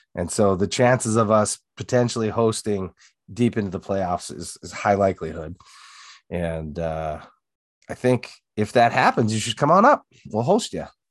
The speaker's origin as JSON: {"language": "English", "town": "Sioux Falls", "region": "South Dakota", "country": "United States", "tie": "born or raised there", "also_born_or_lived": "Hartford, South Dakota", "said": "from South Dakota, originally born and raised in Sioux Falls."}